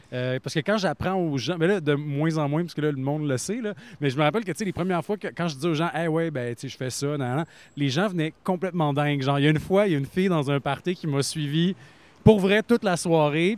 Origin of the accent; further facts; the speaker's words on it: Plessisville, Quebec, Canada; j'ai grandi à Play Civil